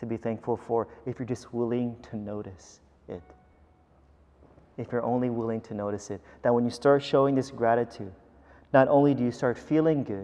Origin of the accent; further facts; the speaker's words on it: United States; also born or lived in Philippines; as an American